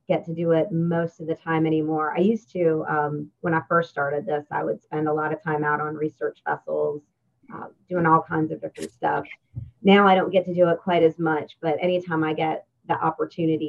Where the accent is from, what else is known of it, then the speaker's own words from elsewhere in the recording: Pennsylvania, United States; moved away as an adult; also born or lived in North Carolina; now in Mississippi, United States; I grew up in Pennsylvania, so landlocked.